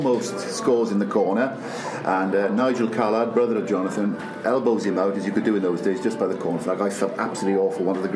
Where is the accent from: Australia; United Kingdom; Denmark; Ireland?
United Kingdom; Cardiff, Wales; growing up in Ely, you know, where nobody had very much materially